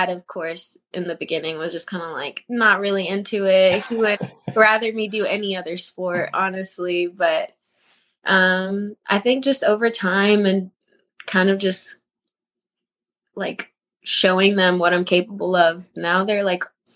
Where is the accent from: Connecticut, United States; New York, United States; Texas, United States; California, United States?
Texas, United States; Houston; I was born in Houston, Texas. I went to Spring High School. I was kind of was raised more in like the North area